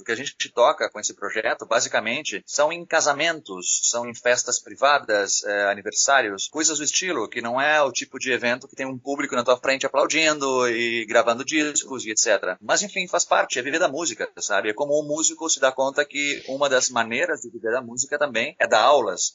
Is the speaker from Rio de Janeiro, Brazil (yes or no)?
no; Rio Grande do Sul, Brazil; moved away as an adult; now in Spain; no Rio Grande do Sul, onde eu cresci